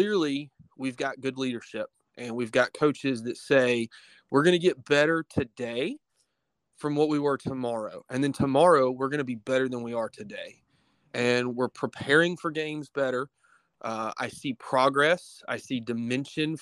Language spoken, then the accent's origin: English; Troy, Alabama, United States; grew up, born and raised in Troy, Alabama.